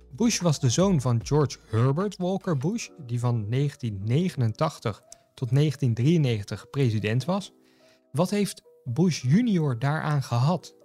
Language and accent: Dutch; Netherlands; wij als Nederlanders dan, of als Europeanen